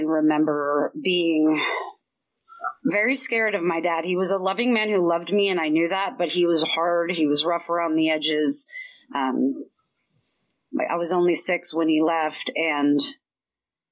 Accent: Bellevue, Washington, United States; I was raised in Bellevue, but it was not the Bellevue that you know today

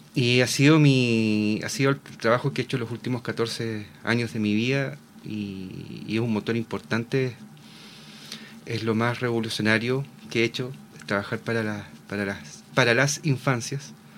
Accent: Concepción, Biobío, Chile; Soy de Concepción, pero regresé el dos mil diecinueve a vivir acá

